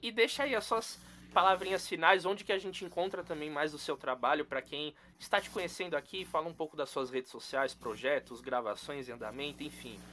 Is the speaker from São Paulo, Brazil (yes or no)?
yes; São Paulo, Brazil; queria ser de Salvador, mas não sou. Nasci aqui em São Paulo